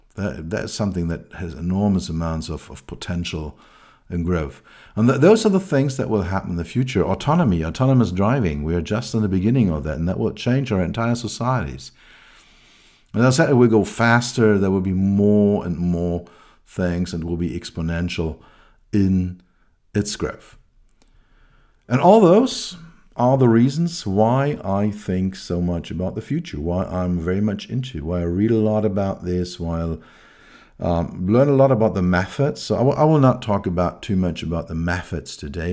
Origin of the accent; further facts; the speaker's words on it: Berlin, Germany; I grew up in West Berlin.